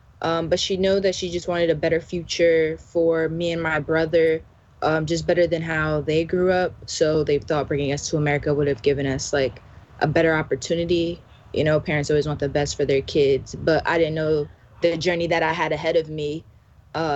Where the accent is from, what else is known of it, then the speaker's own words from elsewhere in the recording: Union, New Jersey, United States; also born or lived in Florida / Vauxhall, New Jersey; I'm from Union, New Jersey